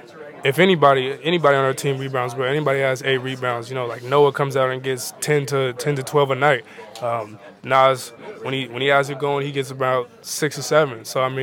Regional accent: Seattle, Washington, United States; moved away; That's where we come from. When we come from Seattle, it's really a place of just a lot of competition

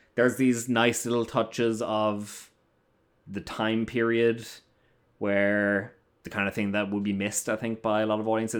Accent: Ireland; moved away; I'm an Irish gentleman.

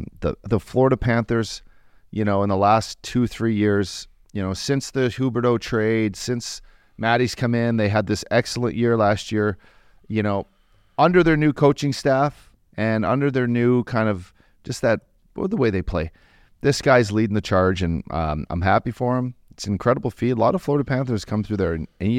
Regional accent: Canada; me being a Canadian

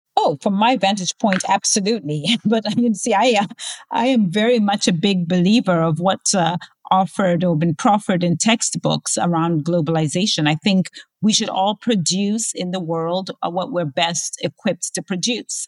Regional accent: Zambia; my home country of Zambia

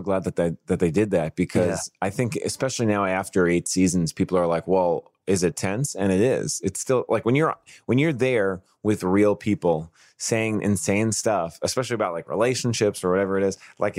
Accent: New York City, New York, United States; accent: Staten Island; I grew up in Staten Island, I know all these Italian things

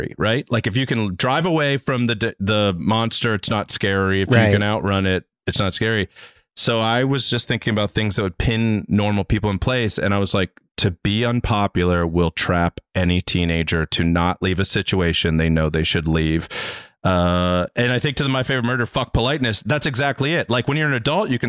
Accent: Reisterstown, Maryland, United States; now in Los Angeles, United States; I'm from Reisterstown, Maryland, which is a smaller town near the Styx.

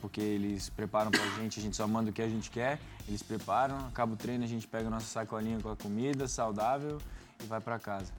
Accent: Brazil; moved away; also born or lived in United States; a gente vem do Brasil

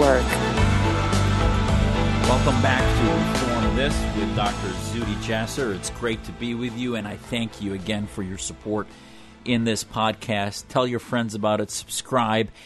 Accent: United States; as an American

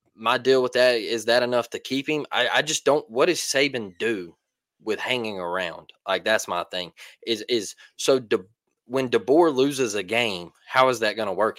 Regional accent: Mobile, Alabama, United States; I'm from Mobile, Alabama. I'm 251.

